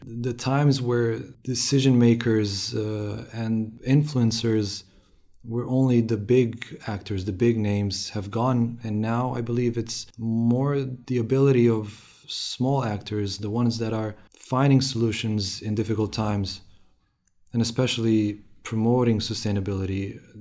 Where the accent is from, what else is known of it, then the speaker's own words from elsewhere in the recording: Romania; moved away as an adult; also born or lived in Sweden; now in Jönköping, Sweden; I come from Romania. I've moved to Sweden in 2014 to continue my studies